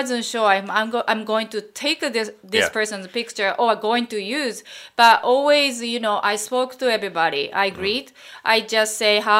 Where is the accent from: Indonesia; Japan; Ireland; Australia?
Japan; moved away as an adult; now in New York, United States; And I'm Japanese. I'm from Japan.